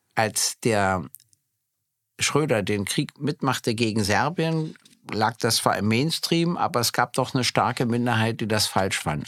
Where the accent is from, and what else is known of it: East Germany, Germany